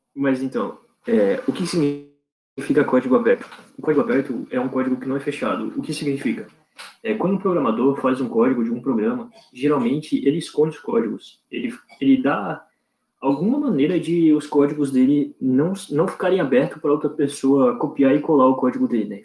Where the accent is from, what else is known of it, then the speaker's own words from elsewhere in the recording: Santa Catarina, Brazil; Santa Catarina